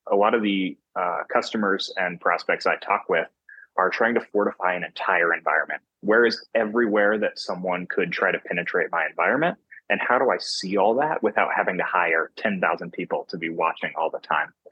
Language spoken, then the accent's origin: English; North Carolina, United States; moved away as an adult; now in Salt Lake City, United States; I'm from North Carolina on the East Coast of the United States, and I've just moved to Salt Lake City, Utah, uh, for this first role